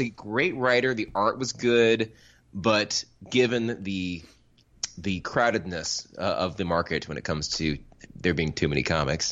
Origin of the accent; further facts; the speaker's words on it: Florida, United States; I grew up in Florida.